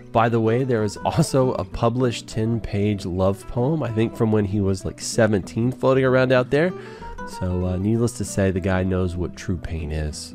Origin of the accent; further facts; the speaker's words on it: Nacogdoches, Texas, United States; I was born in Nacogdoches